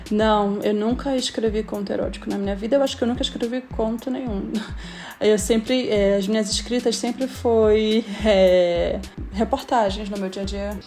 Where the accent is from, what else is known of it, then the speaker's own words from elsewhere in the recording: Belém, Pará, Brazil; accent: paraense; Só quem é de Belém sabe, o sotaque paraense